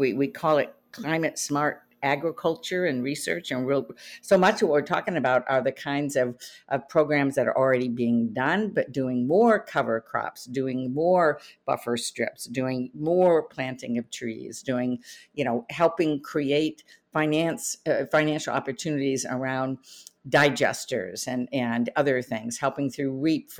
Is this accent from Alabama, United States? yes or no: no; Michigan, United States; I'm from Michigan.